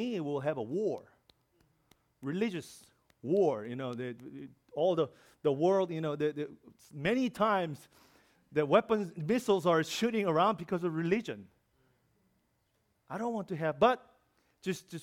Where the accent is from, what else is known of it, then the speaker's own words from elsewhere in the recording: South Korea; English is a second language; moved away as an adult; also born or lived in New York; I'm from Korea.